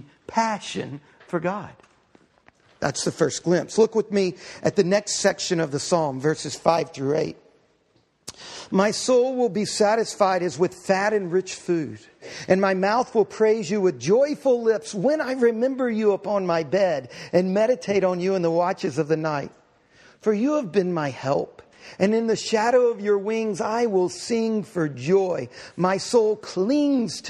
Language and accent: English; Galveston, Texas, United States; I grew up right outside of Galveston, Texas